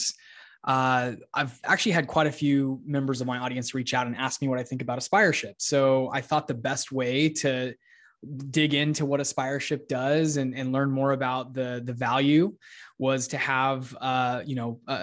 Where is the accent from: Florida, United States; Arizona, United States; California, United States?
Arizona, United States; Phoenix; my hometown of Phoenix